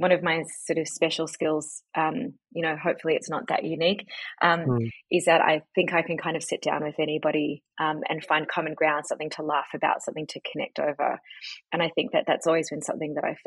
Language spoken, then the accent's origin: English; Auckland, New Zealand; moved away as an adult; also born or lived in New York / London / Byron Bay; now in Melbourne, Australia; I was born in New Zealand. Mm. So my parents had just immigrated